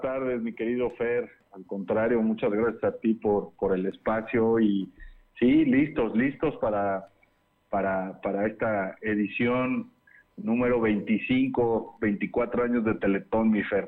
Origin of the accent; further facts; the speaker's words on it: Mexico; como mexicanos unirnos